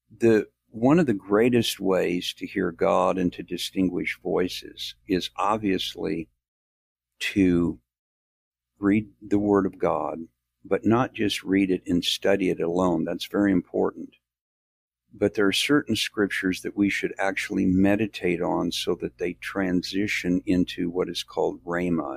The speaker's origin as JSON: {"language": "English", "region": "Midwest", "country": "United States", "tie": "born or raised there", "moved": "yes", "lives_now": "the South, United States", "said": "I was born in the South, raised in the Midwest, and I'm back in the South now"}